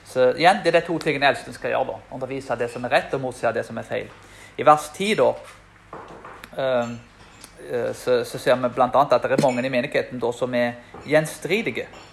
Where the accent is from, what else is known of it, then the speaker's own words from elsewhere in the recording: Karmøy, Rogaland, Norway; til og med der jeg er fra. Som er en, eh, Den hellige øy, som de kaller Karmøyene.